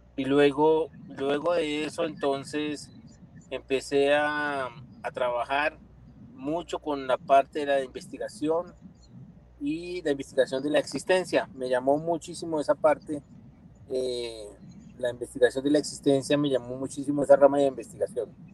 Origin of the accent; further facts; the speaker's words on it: Bogotá, Colombia; nací en Bogotá en 1965.